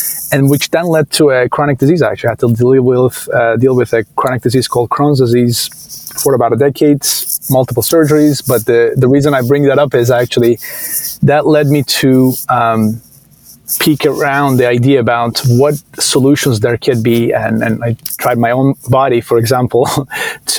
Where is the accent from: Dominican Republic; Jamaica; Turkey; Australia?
Turkey; Istanbul; moved away as an adult; now in United States; I grew up in Istanbul, originally from Turkey, and came here to US for college